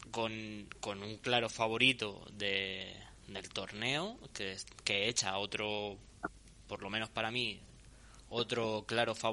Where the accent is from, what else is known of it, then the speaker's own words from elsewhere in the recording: Pinto, Community of Madrid, Spain; Porque los que somos de la Rábida sabemos que, el Parque Santo Domingo es la diferencia entre.